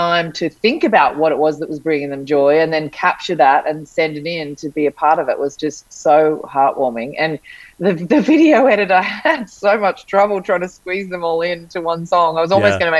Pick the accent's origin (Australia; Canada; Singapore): Australia; Sydney, New South Wales; now in Byron Bay, Australia; I grew up in Sydney, but I lived in Bondi Beach, which is, you know, a well-known beach in Sydney, and then moved to Byron.